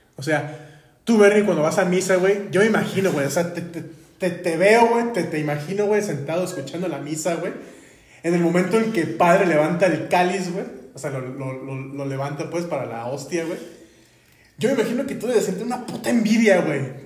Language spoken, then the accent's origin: Spanish; Guadalajara, Jalisco, Mexico; como buenos tapatíos